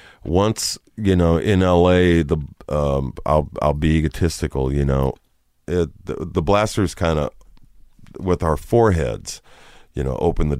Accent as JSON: {"language": "English", "town": "Downey", "region": "California", "country": "United States", "said": "we're from Downey."}